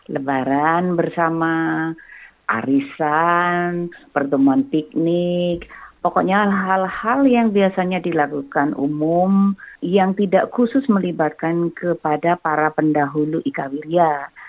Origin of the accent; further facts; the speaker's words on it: Java, Indonesia; karena saya dari Jawa, jadi kalau saya belum kenal banget, saya selalu mengatakan Mbak atau Kak atau Bu atau Pak